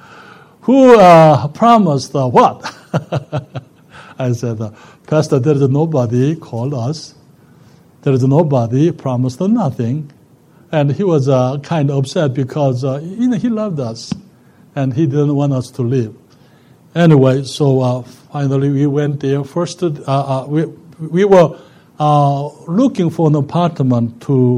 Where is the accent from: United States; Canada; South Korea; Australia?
South Korea; born or raised there; moved away